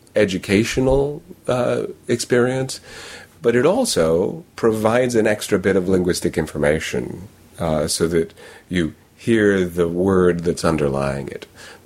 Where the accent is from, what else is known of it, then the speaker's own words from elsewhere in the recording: New York, United States; accent: New York; maybe if I have other features in my speech that tell them I'm from New York, then that's part of a context. But it sounds like casual speech if I use my own accent